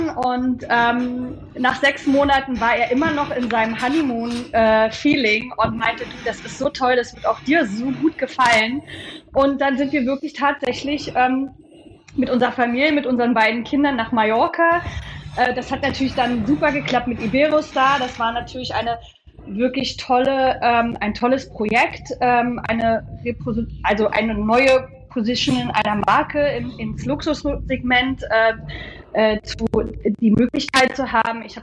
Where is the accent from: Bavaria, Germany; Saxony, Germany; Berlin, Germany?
Berlin, Germany; Liebe Grüße aus Berlin, meiner Heimat.